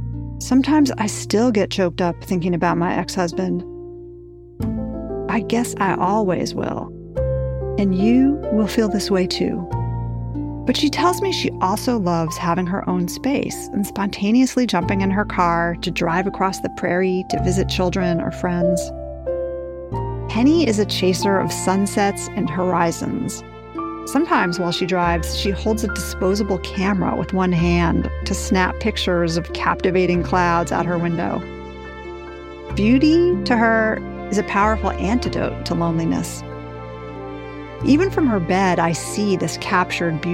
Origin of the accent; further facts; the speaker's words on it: New York, United States; I grew up in New York